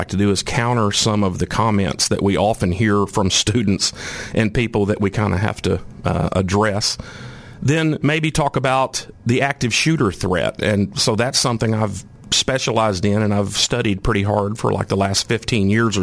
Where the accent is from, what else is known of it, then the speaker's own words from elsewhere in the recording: White Hall, Arkansas, United States; moved away as an adult; I was born and raised in Whitehall, about 30 miles south of Little Rock